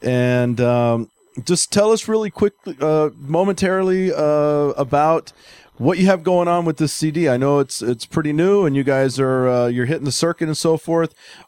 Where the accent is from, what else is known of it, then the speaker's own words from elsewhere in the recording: the South, United States; I grew up in the South